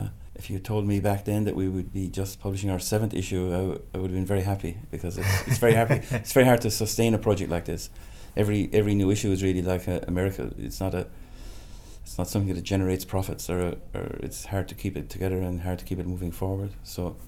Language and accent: English; Ireland; moved away as an adult; now in Berlin, Germany; I'm an engineer, I'm Irish. I've lived in Berlin since 1994. I came here to work on a project in my mid-20s